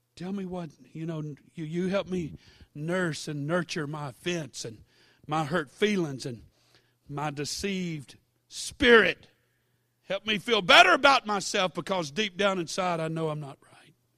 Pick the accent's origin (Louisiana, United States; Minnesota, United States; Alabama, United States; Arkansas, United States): Louisiana, United States; Baton Rouge; I was born and raised in Baton Rouge